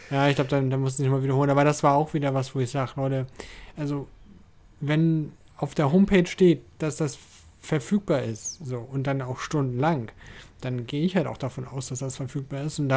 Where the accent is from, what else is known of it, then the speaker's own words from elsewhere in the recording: Schleswig-Holstein, Germany; Ich bin ja Schleswig-Holsteiner.